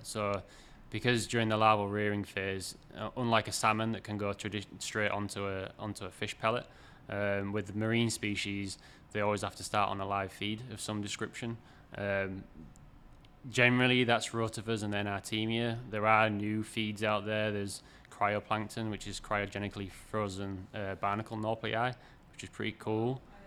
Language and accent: English; York, Yorkshire and the Humber, United Kingdom; moved away as an adult; also born or lived in Canada / British Columbia / Washington / Massachusetts; now in Maine, United States; I'm originally from York in the U K, but I've been over in the U S now for, I think, twelve years, if not a little bit more.